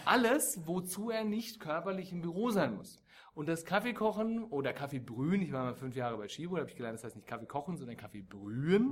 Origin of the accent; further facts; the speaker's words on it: Germany; wir als Deutsche